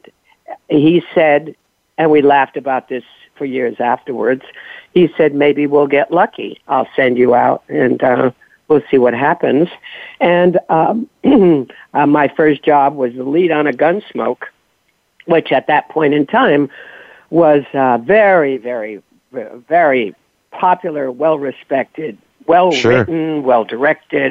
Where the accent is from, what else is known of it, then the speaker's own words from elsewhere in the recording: East Coast, United States; moved away as an adult; I'm from the East Coast.